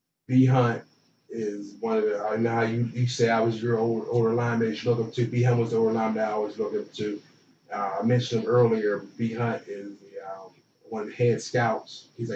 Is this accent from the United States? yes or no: yes; Pittsburgh, Pennsylvania, United States; getting back to the market in Pittsburgh, getting that market as well, because that's my hometown.